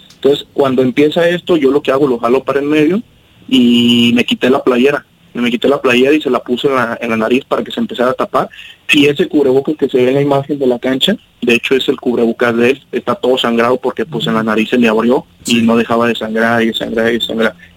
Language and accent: Spanish; Guadalajara, Jalisco, Mexico; somos de acá del sur de Guadalajara, de hecho son varias este, pues, colonias o barrios, como le quieran decir, eh, somos acá de Higuerillas